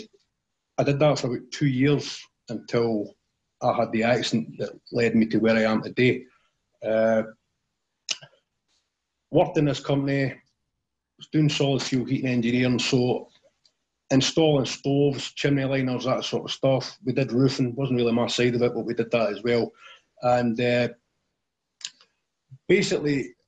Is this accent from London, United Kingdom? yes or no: no; Tillicoultry, Scotland, United Kingdom; also born or lived in Alloa; I grew up in a place called Tillicoutry in central Scotland. It's maybe about 10 miles from the city of Stirling.